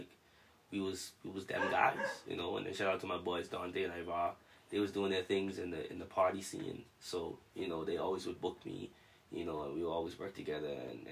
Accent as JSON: {"language": "English", "country": "Bahamas", "said": "I'm from the Bahamas."}